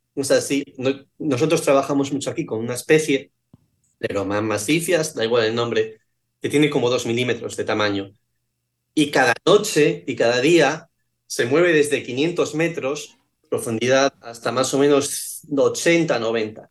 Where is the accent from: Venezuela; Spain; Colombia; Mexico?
Spain; Asturias; moved away as an adult; also born or lived in Connecticut, United States; now in Bermuda; Yo que soy de Asturias